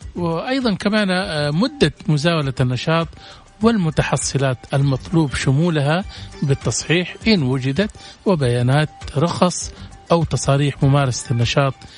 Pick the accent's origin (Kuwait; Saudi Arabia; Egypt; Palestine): Saudi Arabia; المراه عندنا في السعوديه